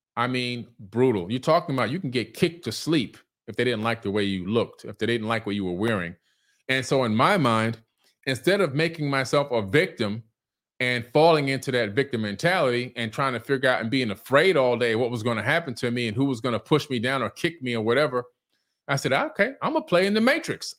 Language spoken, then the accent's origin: English; Miami, Florida, United States; also born or lived in Queens, New York City; I was born in New York City, Queens General Hospital. From Queens, we moved down to Miami, Florida in nineteen seventy-one, okay? I was six going on seven.